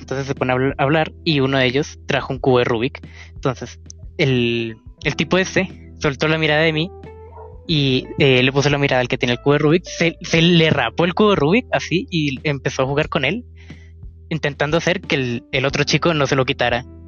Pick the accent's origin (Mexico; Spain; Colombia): Colombia; yo soy de Colombia